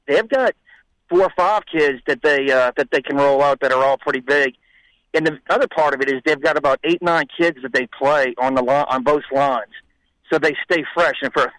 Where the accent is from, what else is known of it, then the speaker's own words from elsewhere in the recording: Louisiana, United States; I'm from Louisiana